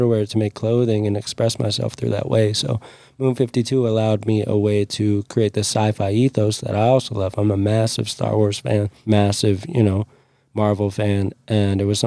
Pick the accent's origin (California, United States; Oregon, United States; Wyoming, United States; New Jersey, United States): Wyoming, United States; Jackson; I grew up in Jackson Hole